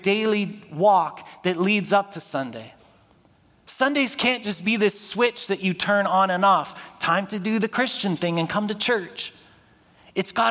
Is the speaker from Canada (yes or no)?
yes; Toronto, Ontario, Canada; When I was growing up in Scarborough